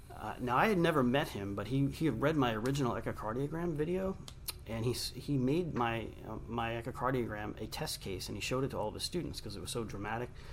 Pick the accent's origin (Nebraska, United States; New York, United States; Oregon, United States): New York, United States; Long Island; I grew up in Long Island, New York